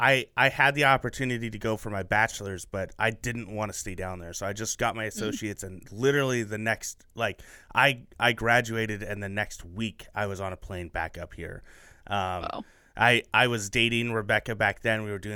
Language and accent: English; Portland, Oregon, United States; also born or lived in Phoenix, Arizona; I grew up in Portland, Oregon, just not Portland. And so I love the Willamette Valley.